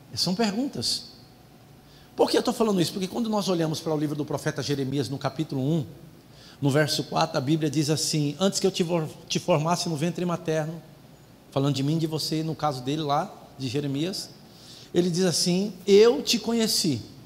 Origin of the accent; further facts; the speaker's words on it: São Paulo, Brazil; eu nasci numa família pobre em São Paulo